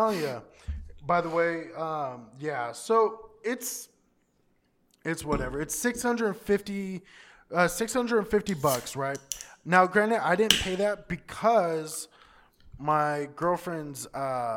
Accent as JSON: {"language": "English", "region": "Texas", "country": "United States", "tie": "born or raised there", "moved": "yes", "said": "I grew up in Texas"}